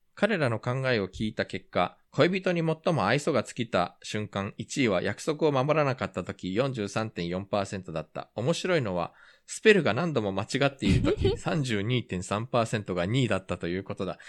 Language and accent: Japanese; Japan; also born or lived in South Korea; 日本生まれ、韓国在住経験があり